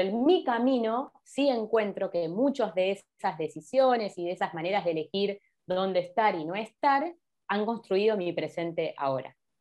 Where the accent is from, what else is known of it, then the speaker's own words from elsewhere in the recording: Argentina; como los argentinos